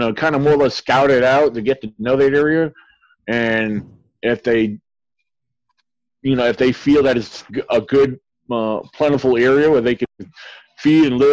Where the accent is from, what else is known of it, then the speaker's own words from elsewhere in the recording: Virginia, United States; I grew up here in Virginia and I know the area very well